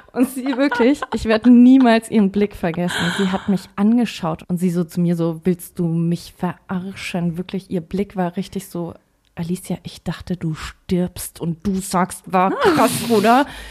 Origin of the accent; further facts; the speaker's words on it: Forchheim, Bavaria, Germany; Wir haben da noch äh, zu Hause gewohnt. Ich komme ja aus Forchheim